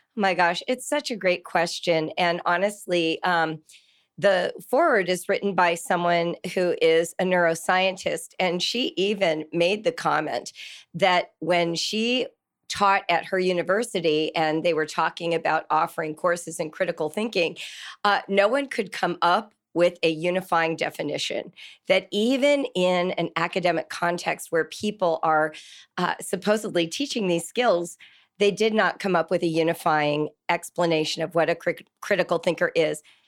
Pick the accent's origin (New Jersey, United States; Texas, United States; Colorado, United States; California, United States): California, United States; moved away as an adult; now in Ohio, United States; I grew up in California and moved to Ohio twenty-two years ago